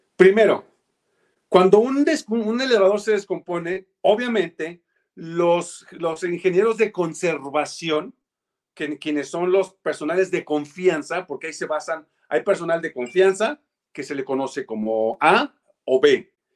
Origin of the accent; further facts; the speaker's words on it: Mexico; hubiéramos hecho los mexicanos y las mexicanas